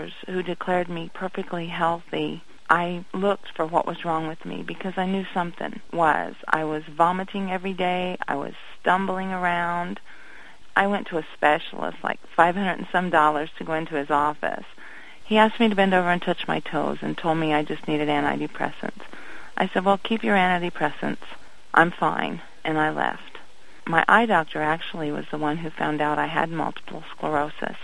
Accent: Indiana, United States; moved away as an adult; also born or lived in Ohio; I was born in Indiana. When I got married, I moved to Ohio, lived there for 18 years

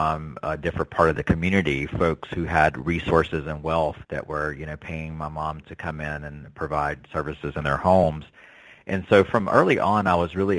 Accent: North Carolina, United States; Being from the South, I grew up in North Carolina, and being Native American

